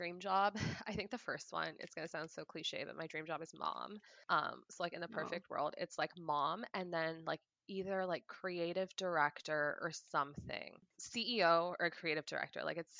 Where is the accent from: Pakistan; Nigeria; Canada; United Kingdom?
Pakistan; Yeah, so I, like, I'm Pakistani, and traditionally Pakistani people have a whole lot of kids.